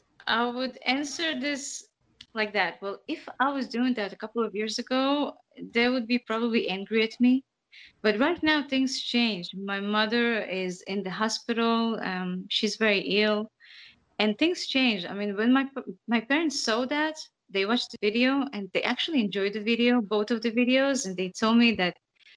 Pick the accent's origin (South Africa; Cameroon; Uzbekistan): Uzbekistan; born there; I was born in Uzbekistan, and I'm coming from an educated and conservative family.